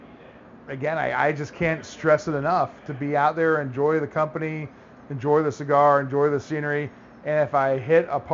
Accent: Florida, United States; moved away; I grew up in Florida

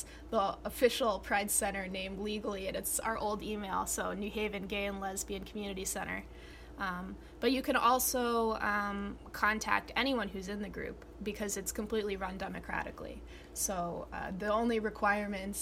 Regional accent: New Haven, Connecticut, United States; I was born in New Haven

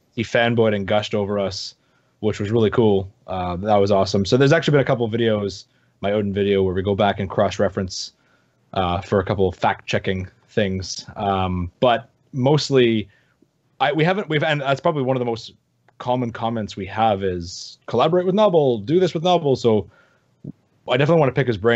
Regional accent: Canada; I'm from Canada

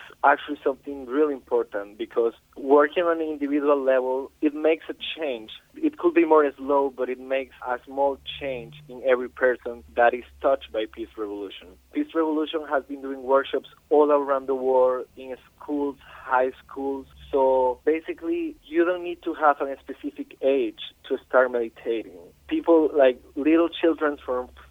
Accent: Costa Rica; now in Paris, France; I'm coming from Costa Rica

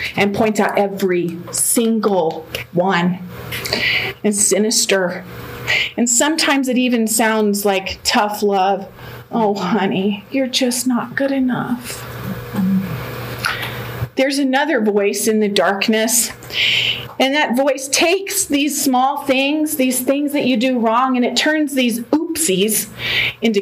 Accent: Denver, Colorado, United States; also born or lived in Oklahoma; I was born and raised here in Denver.

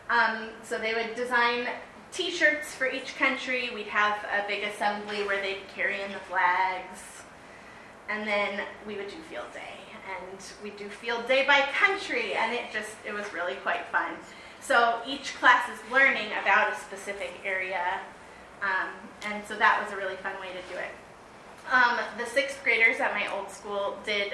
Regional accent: California, United States; I grew up in California, and we did, in fourth grade state history, Gold Rush, we did a simulation where we had to stake our claims

